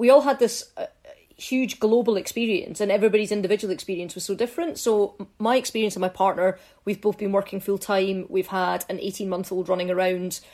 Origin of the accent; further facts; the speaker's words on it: Fife, Scotland, United Kingdom; also born or lived in Scottish Borders; when I was about five, we moved up to Fife. So we lived in a small village. My primary school was in the village.